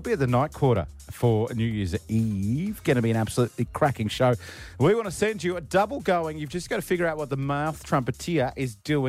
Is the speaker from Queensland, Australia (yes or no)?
yes; Queensland, Australia; I, as a Queenslander